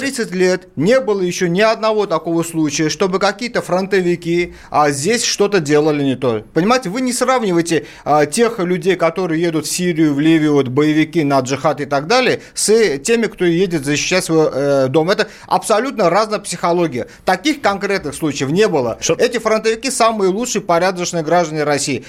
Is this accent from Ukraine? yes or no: no; Baku, Azerbaijan; now in Russia; Я вот сам родом из Баку, армянин